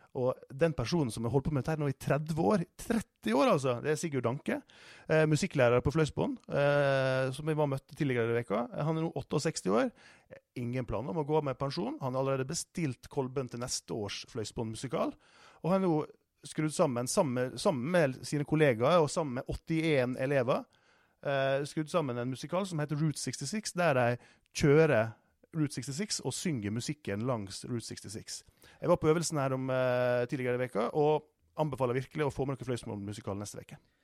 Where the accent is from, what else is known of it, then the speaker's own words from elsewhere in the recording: Sunnmøre, Møre og Romsdal, Norway; moved away; jeg er oppvokst på Sunnmøre